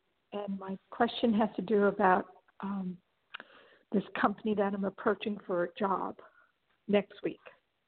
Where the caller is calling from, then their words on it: Los Angeles, California, United States; I'm calling from Los Angeles.